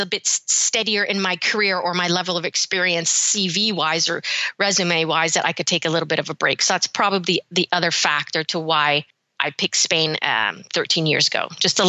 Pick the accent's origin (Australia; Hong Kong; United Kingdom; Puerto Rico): United Kingdom; Birmingham, West Midlands; born there; also born or lived in Canada; I had been there many times because I was born in Birmingham, but I had a lot of relatives that were living in London.